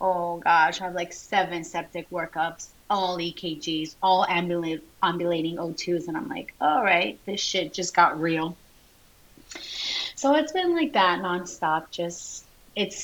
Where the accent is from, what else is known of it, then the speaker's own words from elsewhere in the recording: Florida, United States; moved away as an adult; also born or lived in Colombia; now in French Camp, United States; I'm from Florida